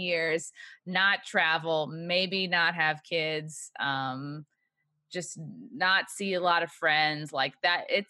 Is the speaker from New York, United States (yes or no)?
yes; Long Island, New York, United States; I'm from Long Island.